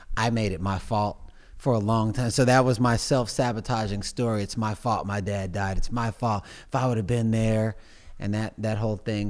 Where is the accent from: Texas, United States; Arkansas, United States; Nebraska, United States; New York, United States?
Texas, United States; Missouri City; I grew up in Missouri City, Texas